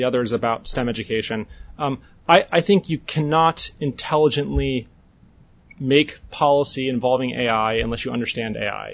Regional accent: North Dakota, United States; I'm from North Dakota.

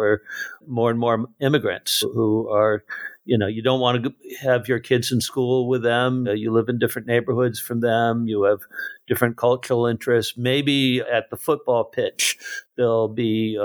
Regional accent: Washington, District of Columbia, United States; also born or lived in Saipan; I grew up from mid-1960 until I went off to college in the environs of the suburbs of D.C.

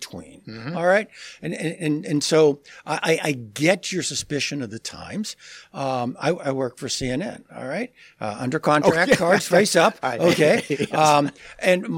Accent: Pittsburgh, Pennsylvania, United States; my hometown team, the Steelers

